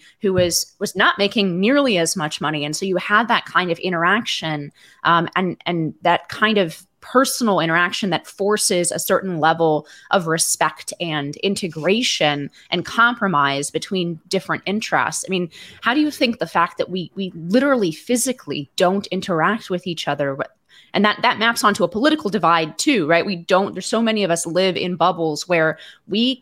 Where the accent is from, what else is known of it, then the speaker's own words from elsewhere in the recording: Palo Alto, California, United States; I grew up in Palo Alto, California